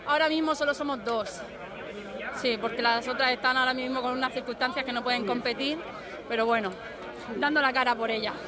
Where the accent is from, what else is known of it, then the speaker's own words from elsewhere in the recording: Murcia, Region of Murcia, Spain; soy de Murcia Capital, pero estoy allí con el club de triatlón Archena